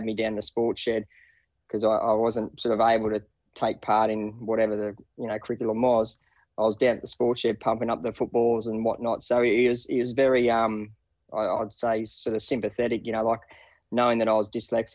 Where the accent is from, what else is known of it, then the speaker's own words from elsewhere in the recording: Wingham, New South Wales, Australia; I grew up in a little town called Wingham. It's on the mid-north coast, just west, probably about 13 kilometres west of Taree.